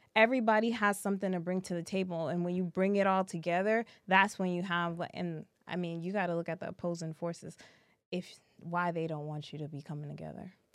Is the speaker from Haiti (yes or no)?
yes; Haiti; Haiti uh, where we're Haitian